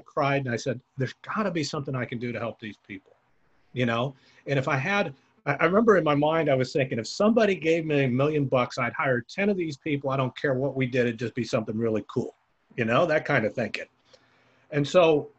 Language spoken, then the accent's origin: English; the Bay Area, California, United States; I'm from the Bay. I live in the Bay Area